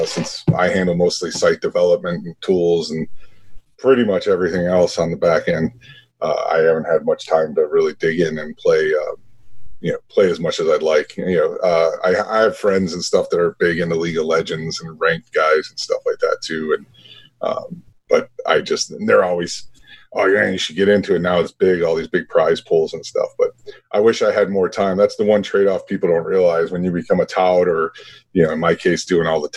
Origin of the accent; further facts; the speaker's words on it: Chicago, Illinois, United States; born and raised on the south side of Chicago.